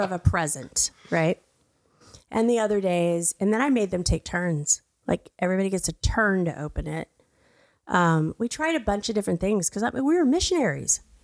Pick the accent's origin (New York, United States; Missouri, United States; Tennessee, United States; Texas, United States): Texas, United States; Brownwood; moved away; also born or lived in Mexico; I was born in Brownwood, Texas. I'm a United States citizen